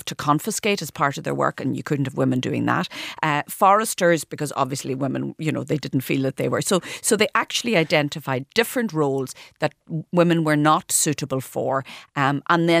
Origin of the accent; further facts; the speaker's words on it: Donegal, Ulster, Ireland; I come from Donegal